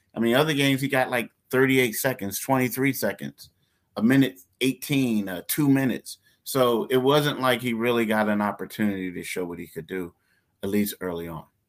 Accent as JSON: {"language": "English", "town": "Philadelphia", "region": "Pennsylvania", "country": "United States", "tie": "born or raised there", "said": "I'm from Philly. Philly ain't the toughest place in the world. Like, I grew up in Frankfurt all the whole time"}